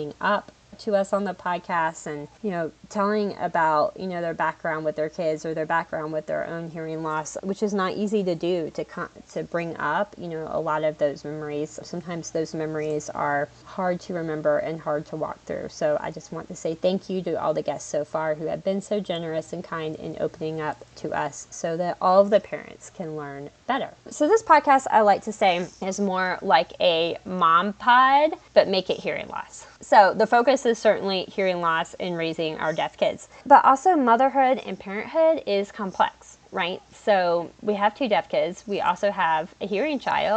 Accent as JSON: {"language": "English", "region": "North Carolina", "country": "United States", "said": "I'm from North Carolina"}